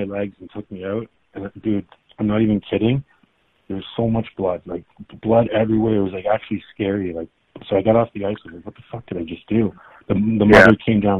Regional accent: Milton, Ontario, Canada; I grew up in Milton, Ontario, just outside of Toronto

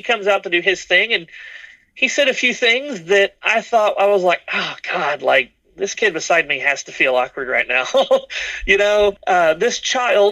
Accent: the South, United States; I grew up in the South

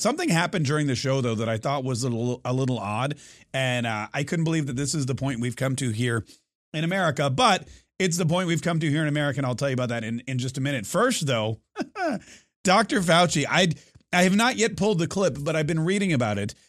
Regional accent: United States; as an American

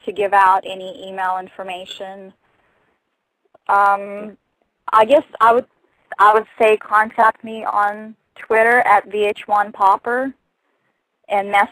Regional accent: Russia; accent: Russian accent with Texas accent; first language Russian; English is a second language; moved away as an adult; also born or lived in Texas; now in United States; I'm from Russia, born and raised.

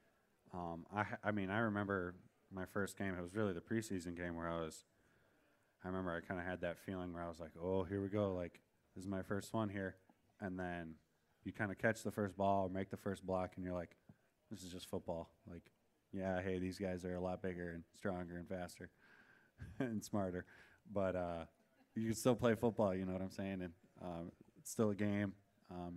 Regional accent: Wisconsin, United States; moved away as an adult; I'm from Wisconsin

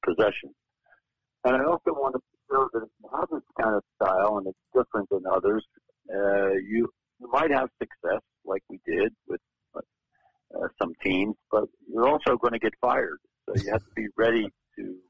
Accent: Philadelphia, Pennsylvania, United States; moved away; also born or lived in Eugene, Oregon; my hometown of Philadelphia

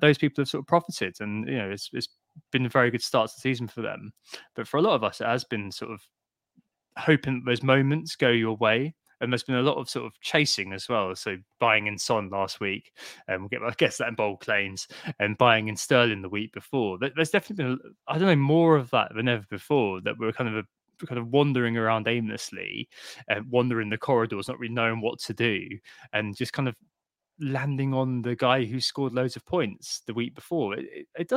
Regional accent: Brentford, London, United Kingdom; A Freudian shout out for my hometown there

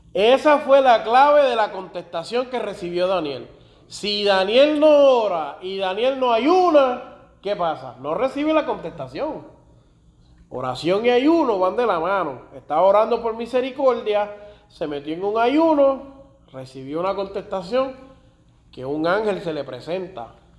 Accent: Puerto Rico; Y yo soy más puertorriqueño que otra cosa

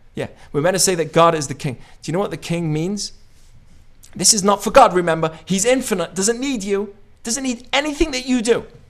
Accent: United Kingdom; moved away; also born or lived in Israel; I say I'm British

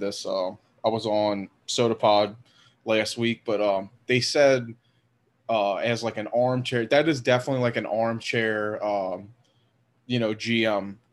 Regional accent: Southeast Louisiana, United States; I'm from Southeast Louisiana

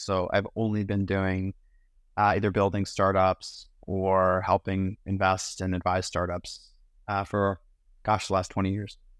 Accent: Pittsburgh, Pennsylvania, United States; also born or lived in London, United Kingdom; Grew up in Pittsburgh

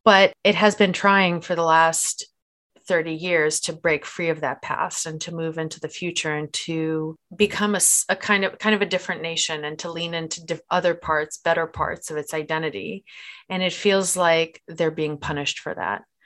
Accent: Moscow, Russia; I'm from Moscow

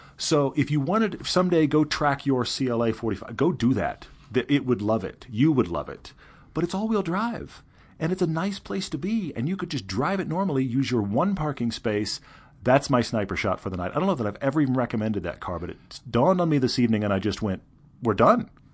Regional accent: Texas, United States; I'm from Texas

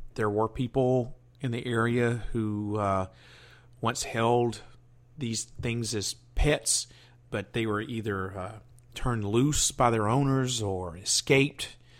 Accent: the South, United States; I was born and raised in the South

